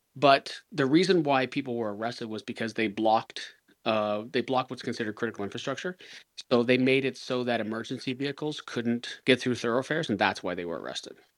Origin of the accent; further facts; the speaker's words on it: Canada; as a Canadian